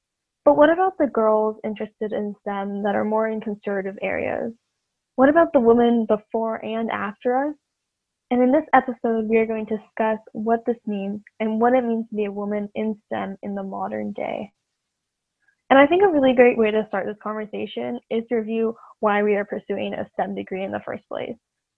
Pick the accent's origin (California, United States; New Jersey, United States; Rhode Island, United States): California, United States; Sonoma County; my hometown, Sonoma County